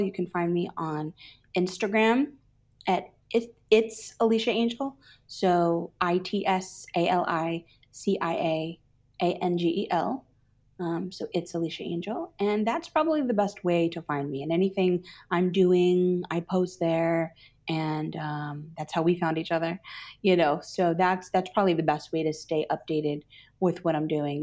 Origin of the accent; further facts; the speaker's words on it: New Jersey, United States; I grew up in New Jersey